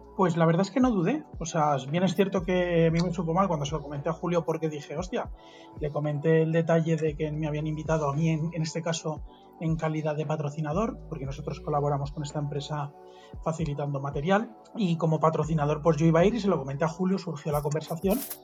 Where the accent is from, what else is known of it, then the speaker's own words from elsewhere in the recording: Mallorca, Balearic Islands, Spain; Yo soy de Mallorca